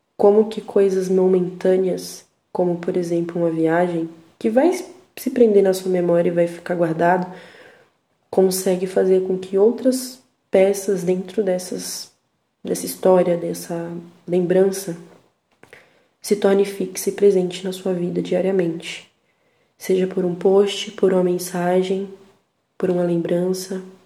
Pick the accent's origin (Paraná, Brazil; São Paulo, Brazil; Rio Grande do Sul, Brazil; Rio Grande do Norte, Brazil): São Paulo, Brazil; accent: paulista; a minha risada tem um sotaque paulista